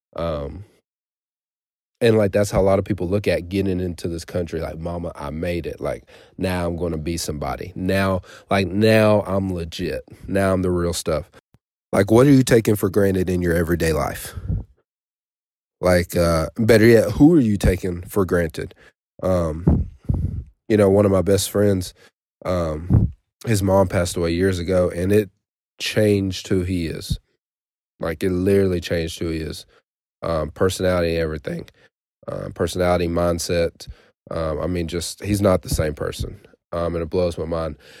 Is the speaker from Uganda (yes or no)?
no; United States; I was born here in America